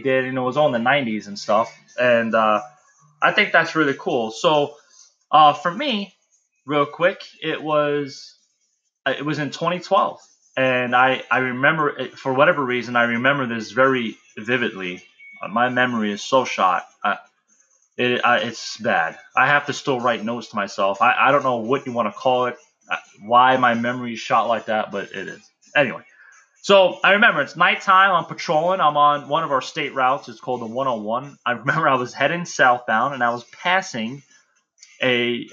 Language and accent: English; New York City, New York, United States; I grew up in the Bronx